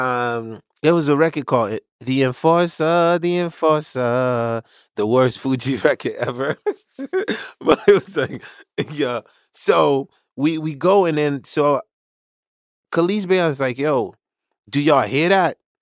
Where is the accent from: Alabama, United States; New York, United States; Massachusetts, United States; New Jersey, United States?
New York, United States; New York City; also born or lived in Haiti; I'm from Marlboro Projects in Brooklyn in the late eighties